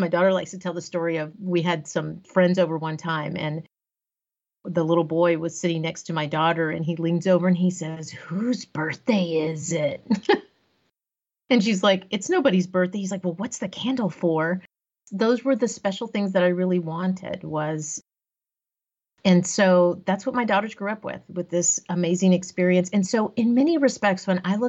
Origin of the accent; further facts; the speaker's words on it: Corpus Christi, Texas, United States; also born or lived in Austin, Texas; I grew up in Corpus Christi, Texas, so along the coast of Texas